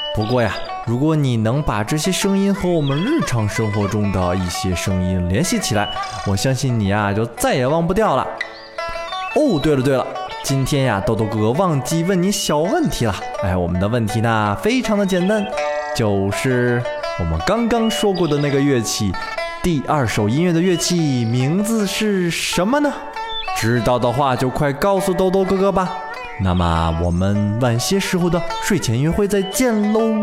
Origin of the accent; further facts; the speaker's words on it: China; 其实就是我们大陆所说的民乐团